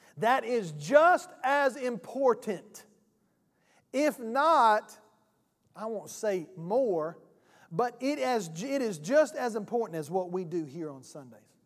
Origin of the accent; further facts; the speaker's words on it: South Georgia, United States; I am from South Georgia. I'm country.